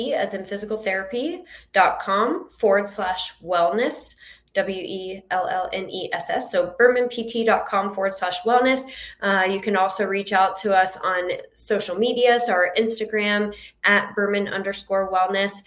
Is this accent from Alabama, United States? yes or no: no; Jacksonville, Florida, United States; moved away as an adult; now in Naples, United States; I am from Florida, but I'm from Jacksonville, Florida. And I moved down here about 8 years ago